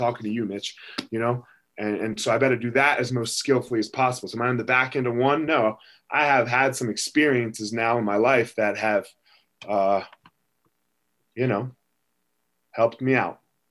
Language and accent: English; United States; I was born in America